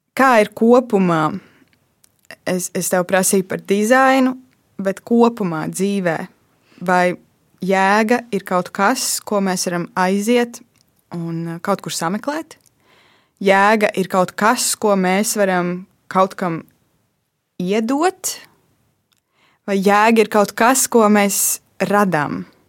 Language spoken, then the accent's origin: Latvian; Latvia; Es esmu uzaugusi Lat latviešu ģimenē